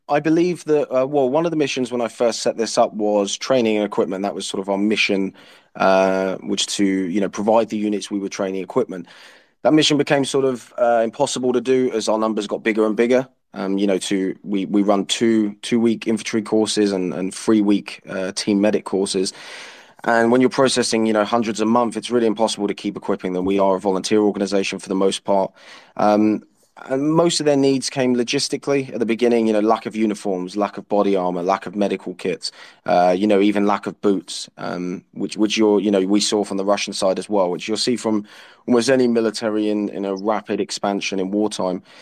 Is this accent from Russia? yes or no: no; United Kingdom; use my experience as a British soldier uh, my my knowledge of uh, NATO military uh, practices